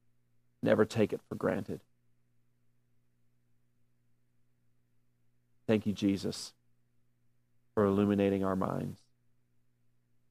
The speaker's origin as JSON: {"language": "English", "region": "the South", "country": "United States", "said": "I'm from the South"}